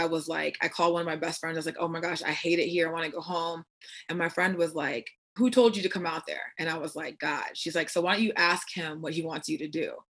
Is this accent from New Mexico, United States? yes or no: no; Virginia, United States; moved away as an adult; now in Arizona, United States; I'm originally from Virginia, and I moved here 5 years ago